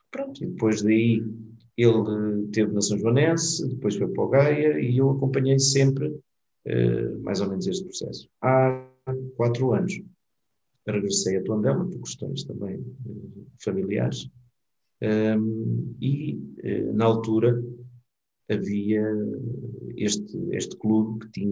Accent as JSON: {"language": "Portuguese", "country": "Mozambique", "tie": "born there", "said": "Eu nasci em Moçambique, não sei se esta parte tu sabias"}